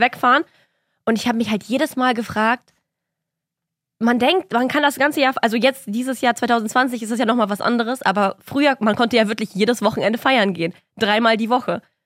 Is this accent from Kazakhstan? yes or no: yes; Kazakhstan; moved away; ich komme ja aus Kasachstan